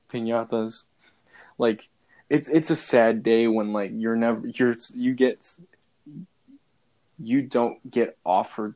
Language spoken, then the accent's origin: English; Chicago, Illinois, United States; first language English; I was born in Chicago